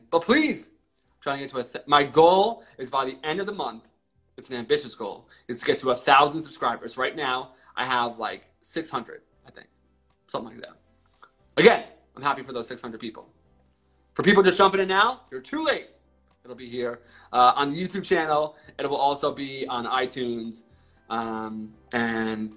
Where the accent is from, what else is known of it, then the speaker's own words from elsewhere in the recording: Reading, Pennsylvania, United States; I was born and bred in Pennsylvania